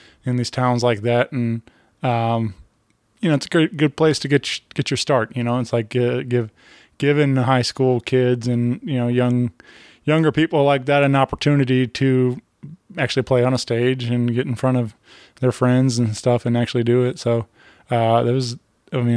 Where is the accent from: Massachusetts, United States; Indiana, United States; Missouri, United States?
Missouri, United States; Wentzville; I grew up out in Wentzville